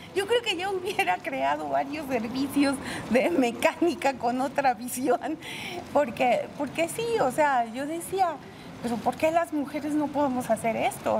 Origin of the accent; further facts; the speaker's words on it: Puebla, Mexico; Aquí en Puebla, soy poblana, poblana de hueso colorado